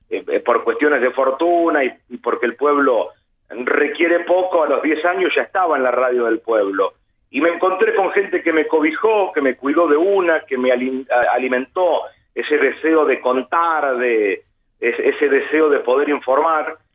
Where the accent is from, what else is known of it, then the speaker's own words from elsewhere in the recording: Bombal, Santa Fe, Argentina; Sí, quizás un poquito menos también, mm. a unos 80 kilómetros de Rosario. Es un pueblo que tiene, a ver, como referencia mediática, mucho más a lo porteño